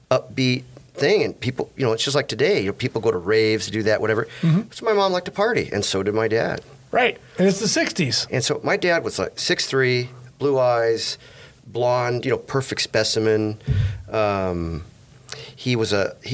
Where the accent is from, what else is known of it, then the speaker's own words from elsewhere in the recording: California, United States; also born or lived in East St. Louis, United States; I grew up. I grew up in California. I came here in '65.